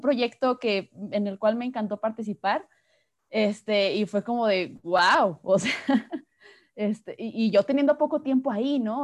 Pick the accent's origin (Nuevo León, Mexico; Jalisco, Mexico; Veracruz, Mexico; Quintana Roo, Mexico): Jalisco, Mexico; Guadalajara; soy de aquí de Guadalajara, México